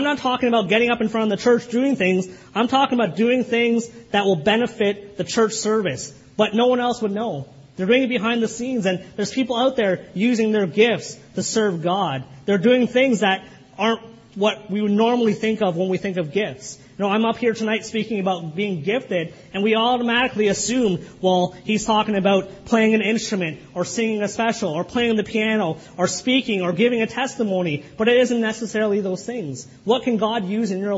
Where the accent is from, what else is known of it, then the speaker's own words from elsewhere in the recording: Kitchener, Ontario, Canada; the church I grew up in Kitchener